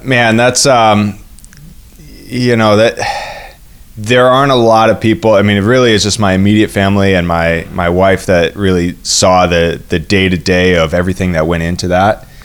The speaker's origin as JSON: {"language": "English", "town": "Duanesburg", "region": "New York", "country": "United States", "tie": "born or raised there", "also_born_or_lived": "north of Boston", "moved": "as an adult", "lives_now": "Boston area, United States", "said": "I grew up in Duanesburg, New York. It's a very, uh, it, it's more rural, upstate New York."}